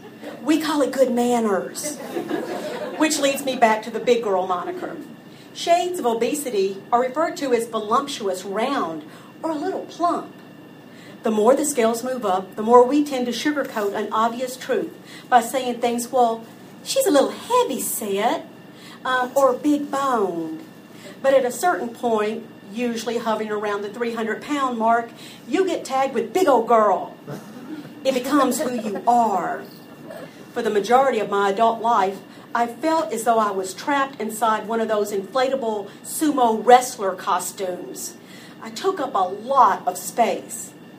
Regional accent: the South, United States; Growing up in the South, you learn there are many things that you do not refer to by their actual name, function, or purpose.

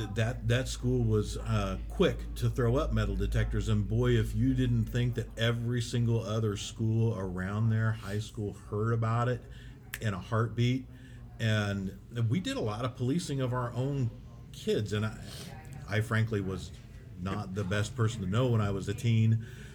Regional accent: Independence, Missouri, United States; when I grew up in Independence, Missouri

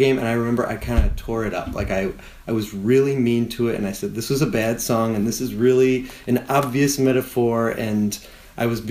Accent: Wisconsin, United States; I was growing up in Wisconsin

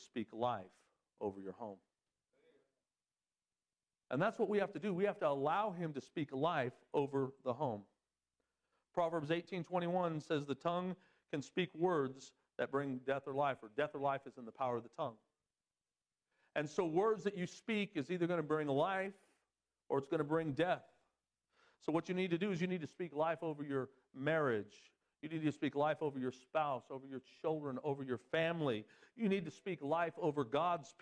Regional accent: Southern California, United States; moved away as an adult; I'm from Southern California

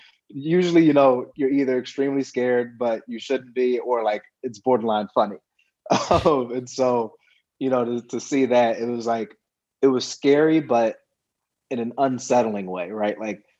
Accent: East Coast, United States; You know, I remember, you know, growing up on the East Coast, seeing the Celtics play a couple times when it came to Philly

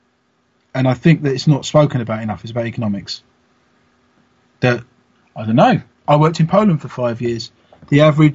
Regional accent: London, United Kingdom; moved away; I think I was born in London. I don't live there anymore

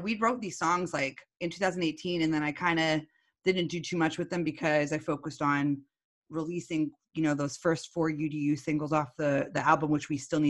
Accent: Northwestern Pennsylvania, United States; now in Philadelphia, United States; I'm from Northwestern Pennsylvania

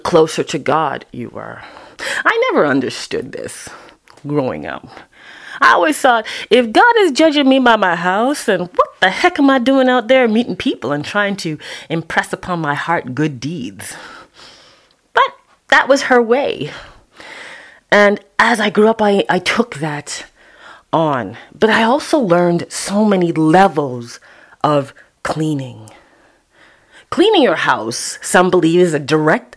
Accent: Toronto, Ontario, Canada; Sundays at Epworth in Toronto, Canada, and Scarborough

